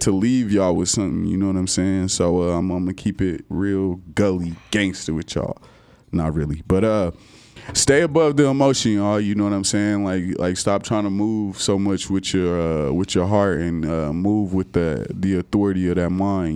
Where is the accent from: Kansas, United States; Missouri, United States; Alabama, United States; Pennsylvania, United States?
Kansas, United States; now in Texas, United States; I come from Kansas